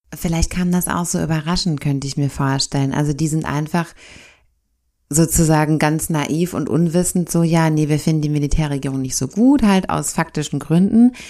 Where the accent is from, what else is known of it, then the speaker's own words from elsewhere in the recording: Germany; bei uns in Deutschland